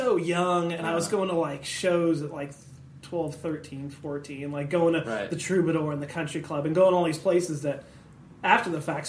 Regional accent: Santa Clarita, California, United States; Northern L.A. County. I grew up in Santa Clarita Valley.

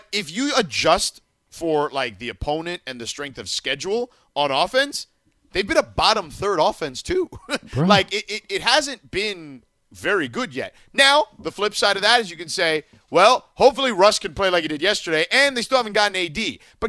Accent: Miami, Florida, United States; Yeah, our version of El Pollo Loco where I grew up in Miami was called Pollo Tropical.

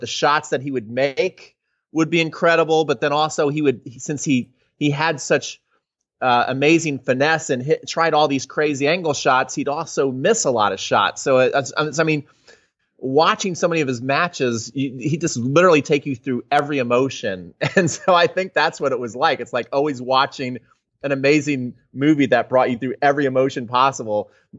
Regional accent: Atlanta, Georgia, United States; born there; We moved to Atlanta, or I was born in Atlanta, but they had just moved.

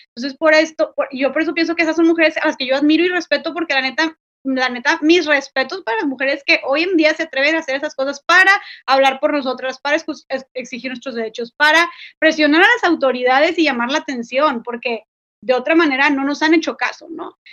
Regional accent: Monterrey, Nuevo León, Mexico; soy de Monterrey, Nuevo León

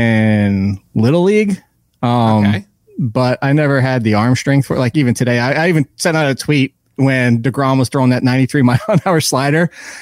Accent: Passaic, New Jersey, United States; Passaic, New Jersey.

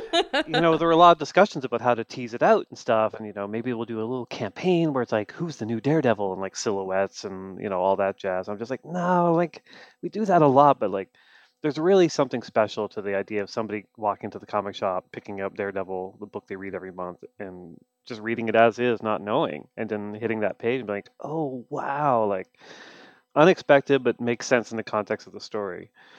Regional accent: Canada; Look, I'm Canadian. I'm a sad Canadian man, and I'm going to apologize even if things are going well.

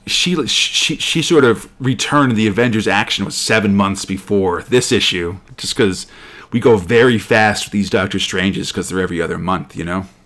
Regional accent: United States; I'm an American

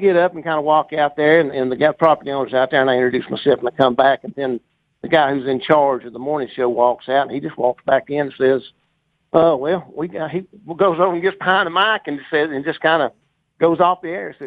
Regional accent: Fort Payne, Alabama, United States; I grew up with that in Fort Payne

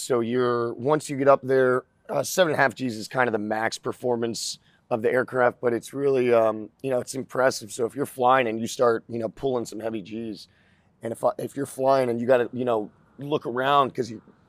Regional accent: Florida, United States; also born or lived in South Jersey; I grew up in Florida. I was in the Northeast, in South Jersey, till I was about 12, and then I moved down to Florida. Grew up 4 hours north of here, a little place called Citrus County.

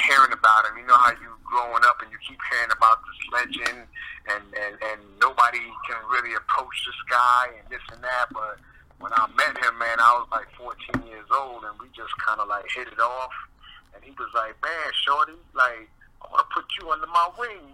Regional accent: New York City, New York, United States; also born or lived in Bronx, New York; I'm born and raised in Brooklyn, New York, but then I moved to the Bronx

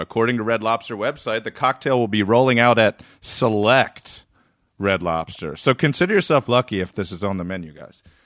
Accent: Reisterstown, Maryland, United States; I grew up in Reisterstown, Maryland. So I grew up just north

